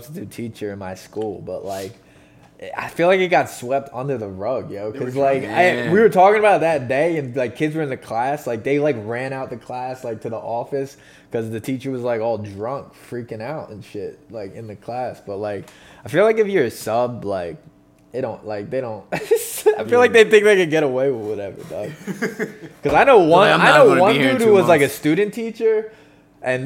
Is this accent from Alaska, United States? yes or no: no; Poconos, Pennsylvania, United States; moved away; So this is a different part of the Poconos that I'm from